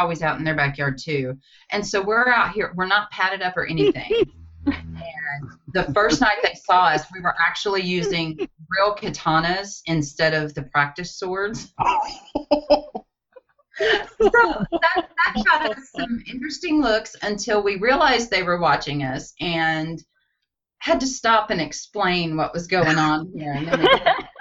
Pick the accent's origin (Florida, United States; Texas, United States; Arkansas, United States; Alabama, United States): Arkansas, United States; Batesville; my hometown of Batesville, Arkansas, set in the foothills of the Ozarks.